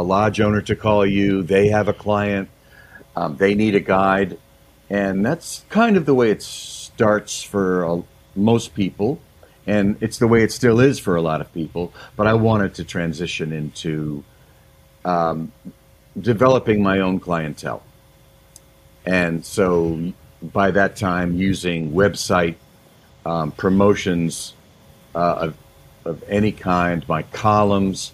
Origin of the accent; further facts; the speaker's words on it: Manchester, Connecticut, United States; moved away as an adult; now in Grand Lake Stream, United States; I grew up in Manchester, Connecticut, and my family had a camp in Sebago area.